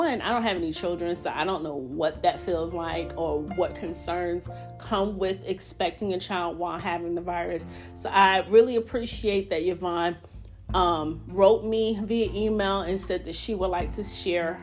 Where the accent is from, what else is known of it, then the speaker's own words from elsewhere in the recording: New York, United States; now in North Carolina, United States; I did my home state of New York, not specifically New York City, but the state of New York